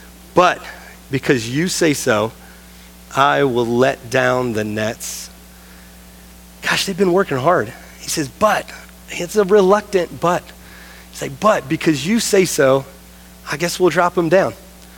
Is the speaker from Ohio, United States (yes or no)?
yes; Ohio, United States; now in Northwest Ohio, United States; I never thought that I'd ever move to Northwest Ohio, but for some reason, Jesus has brought me to this place. I had never been here until I interviewed here. And I'm from Ohio.